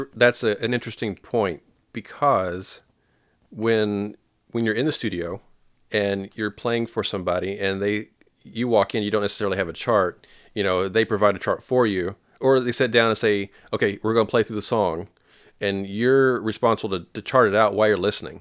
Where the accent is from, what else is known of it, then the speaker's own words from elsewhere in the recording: Paducah, Kentucky, United States; I'm from Paducah, Kentucky.